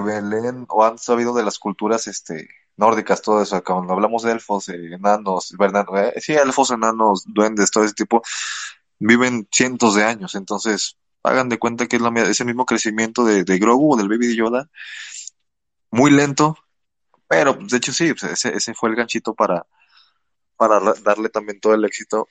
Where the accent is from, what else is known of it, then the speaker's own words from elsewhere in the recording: Mexico; como mexicanos